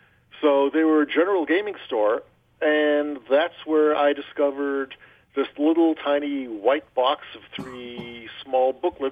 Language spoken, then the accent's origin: English; Manchester, North West England, United Kingdom; also born or lived in United States; I grew up in, I was born in England.